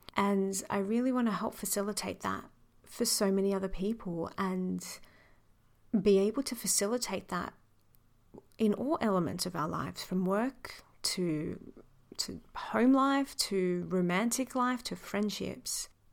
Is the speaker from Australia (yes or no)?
yes; Sydney, New South Wales, Australia; moved away as an adult; also born or lived in New York; I'm a retired lawyer who grew up in the western suburbs of Sydney. I'm Australian, born and raised